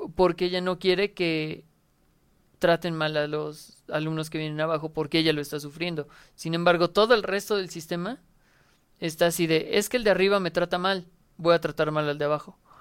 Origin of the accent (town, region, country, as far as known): Mexico